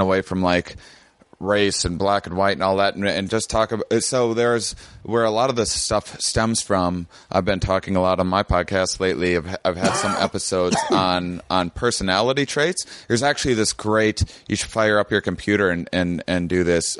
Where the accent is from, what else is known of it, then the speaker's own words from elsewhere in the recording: La Crosse, Wisconsin, United States; I had an upbringing in my my small Wisconsin town